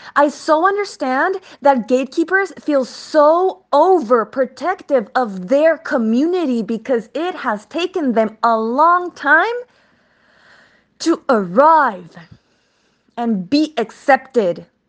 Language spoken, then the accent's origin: English; El Paso, Texas, United States; moved away as an adult; now in California, United States; I am from El Pa-, El Paso, Texas, Chuco Town, nine one five vibes